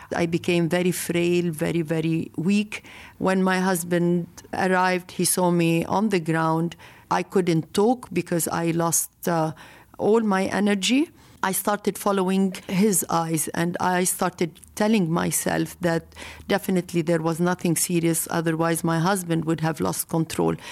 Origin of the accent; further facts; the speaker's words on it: Lebanon; I come from Lebanon